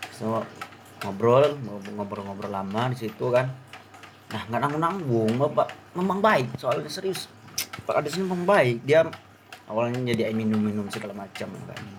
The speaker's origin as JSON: {"language": "Indonesian", "region": "Riau", "country": "Indonesia", "said": "soalnya dia saya dari Riau ya kurang kurang kurang kurang paham lah bahasa Jawa"}